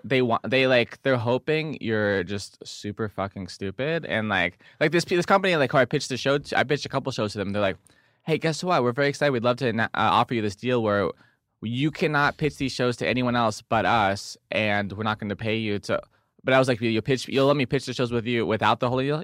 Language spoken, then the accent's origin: English; Del Mar, California, United States; I'm from San Di, I'm from Del Mar.